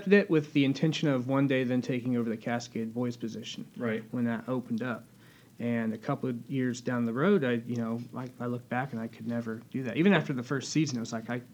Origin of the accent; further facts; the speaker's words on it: Portland, Indiana, United States; I am from Indiana. I am from Portland, Indiana. Went to Jay County High School